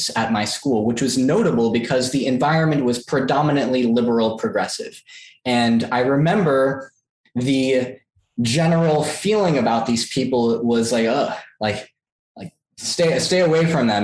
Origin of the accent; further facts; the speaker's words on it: New York City, New York, United States; I grew up in Queens